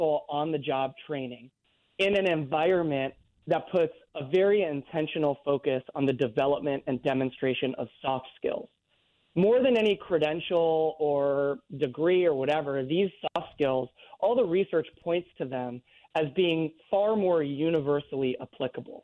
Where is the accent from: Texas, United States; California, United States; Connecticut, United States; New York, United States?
California, United States; moved away as an adult; now in New Orleans, United States; I'm originally from California